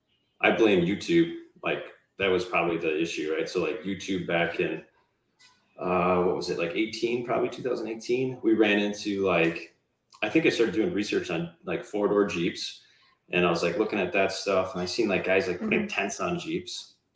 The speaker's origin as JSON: {"language": "English", "region": "Wisconsin", "country": "United States", "said": "No, so we're from Wisconsin. So my wife, Andrea, and I are from Wisconsin."}